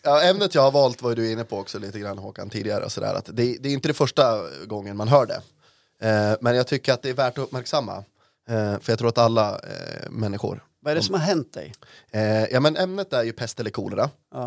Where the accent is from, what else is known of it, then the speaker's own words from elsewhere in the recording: Norrland, Sweden; jag är en norrlänning